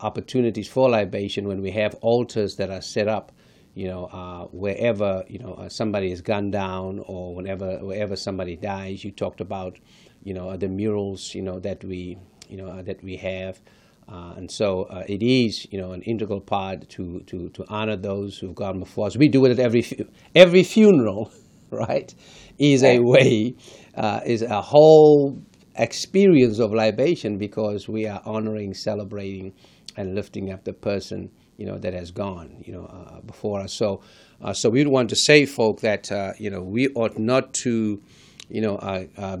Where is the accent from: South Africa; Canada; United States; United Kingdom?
South Africa; moved away; one was born and raised in South Africa